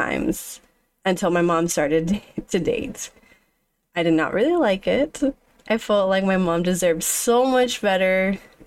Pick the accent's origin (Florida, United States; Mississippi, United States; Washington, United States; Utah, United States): Florida, United States; Orlando; I was born May 1st in Orlando, Florida.